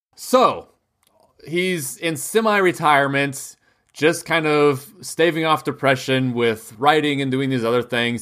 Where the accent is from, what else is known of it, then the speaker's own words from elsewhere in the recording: United States; as an American